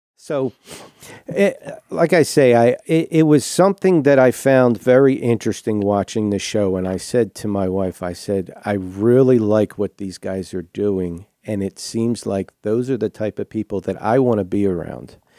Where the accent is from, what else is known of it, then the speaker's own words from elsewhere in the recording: Southern New Jersey, United States; moved away as an adult; now in West Monroe, Louisiana, United States; I was born and raised in New Jersey.